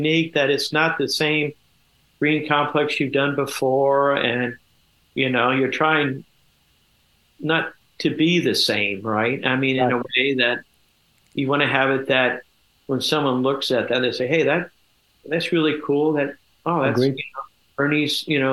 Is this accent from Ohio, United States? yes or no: yes; Kettering, Ohio, United States; I grew up in Kettering, Ohio, and I started, I guess, my career at NCR Country Club.